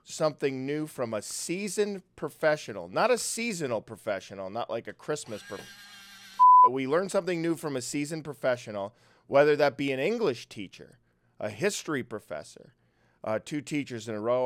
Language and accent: English; Brooklyn Park, Minnesota, United States; I'm from Minnesota, Brooklyn Park, uh, The, it's a small town in the northwest suburbs of Minnesota